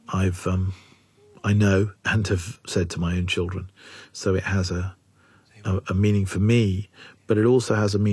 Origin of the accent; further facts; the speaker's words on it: England, United Kingdom; I'm English